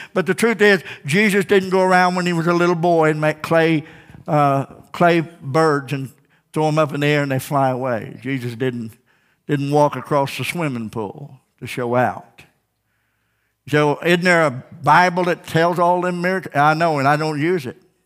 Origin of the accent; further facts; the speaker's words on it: Ozark, Missouri, United States; Born and raised in Ozark